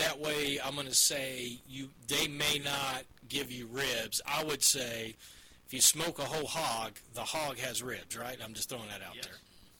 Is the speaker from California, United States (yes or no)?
no; North Carolina, United States; I grew up in North Carolina